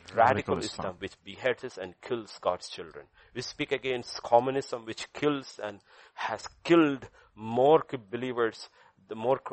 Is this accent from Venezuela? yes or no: no; India; I'm not speaking as an Indian